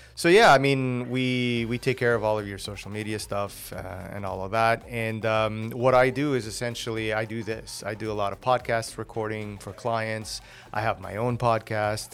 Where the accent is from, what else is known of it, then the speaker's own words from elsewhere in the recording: Portugal; first language Portuguese; English is a second language; moved away as an adult; I was born here. Uh, my parents went back when I was six. So I was raised there until I was nineteen